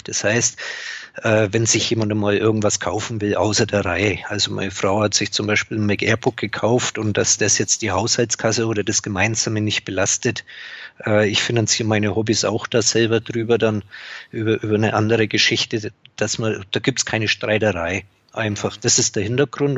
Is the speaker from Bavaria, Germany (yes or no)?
yes; Upper Franconia, Bavaria, Germany; Ich bin gebürtiger Oberfranke.